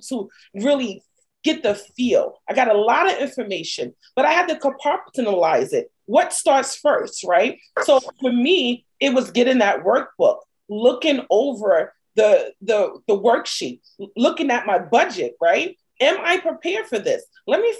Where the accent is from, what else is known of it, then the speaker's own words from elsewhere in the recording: New York City, New York, United States; moved away as an adult; now in New Jersey, United States; I'm from Brooklyn